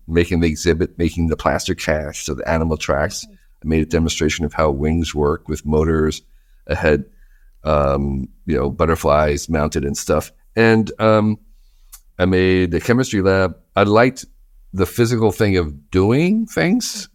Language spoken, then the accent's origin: English; New Jersey, United States; I grew up in New Jersey